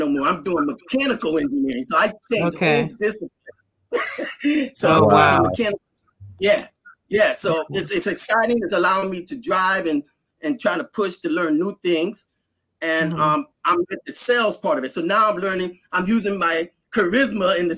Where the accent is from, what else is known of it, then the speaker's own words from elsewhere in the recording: United States; being American, I only speak English